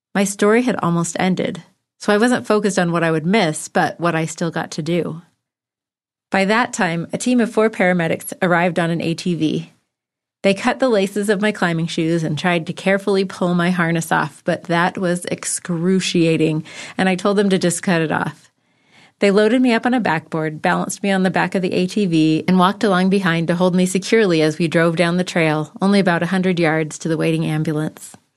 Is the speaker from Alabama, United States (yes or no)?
no; Bishop, California, United States; moved away; also born or lived in Provo, Utah; my hometown, Bishop, California